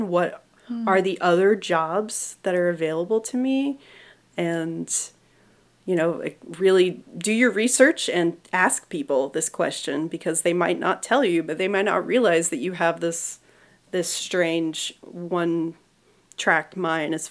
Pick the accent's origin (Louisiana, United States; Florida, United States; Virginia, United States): Florida, United States; now in Georgia, United States; I'm from Florida originally